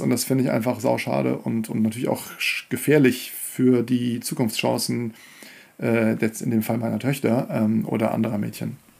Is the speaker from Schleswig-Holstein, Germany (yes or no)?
yes; Kiel, Schleswig-Holstein, Germany; moved away; also born or lived in Leverkusen / Hamburg / Paris; ich bin in Kiel aufgewachsen